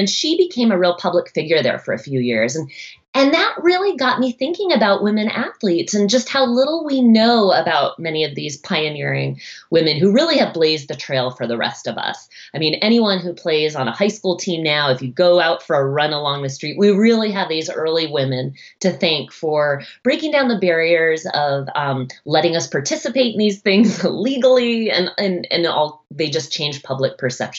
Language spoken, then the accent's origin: English; Boston, Massachusetts, United States; now in Seattle, United States; I grew up right outside of Boston, Massachusetts.